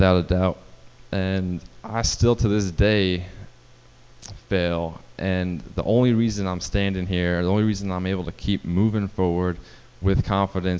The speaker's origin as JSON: {"language": "English", "region": "New Jersey", "country": "United States", "tie": "born or raised there", "moved": "as an adult", "lives_now": "North Carolina, United States", "said": "growing up in New Jersey"}